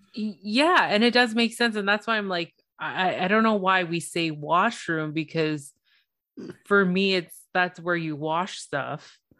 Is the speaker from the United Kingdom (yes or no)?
no; Toronto, Ontario, Canada; I'm from Toronto, Ontario